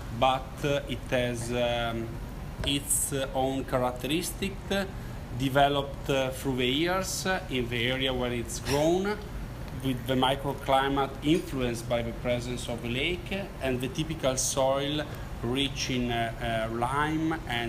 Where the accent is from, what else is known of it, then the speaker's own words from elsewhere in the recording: Italy; I'm from Italy.